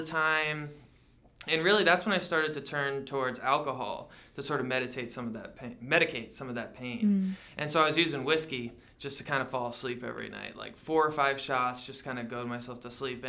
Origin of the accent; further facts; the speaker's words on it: Connecticut, United States; now in Yakima, United States; I grew up in Connecticut